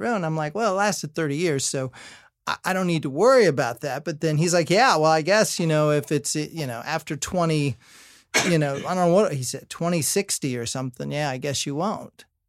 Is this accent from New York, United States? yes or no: no; Indiana, United States; I'm from Indiana